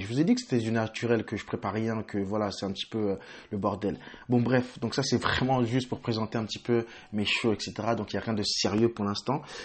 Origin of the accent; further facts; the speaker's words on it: Île-de-France, France; moved away as an adult; also born or lived in Congo / England; now in United Kingdom; je suis d'origine congolaise. et de nationalité française où j'ai grandi à la Grenoble et plus exactement dans les quatre-vingt-treize